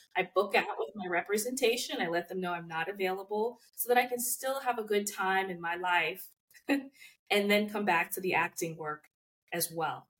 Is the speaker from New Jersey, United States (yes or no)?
yes; New Jersey, United States; moved away as an adult; also born or lived in New York; now in Los Angeles, United States; I'm actually from New Jersey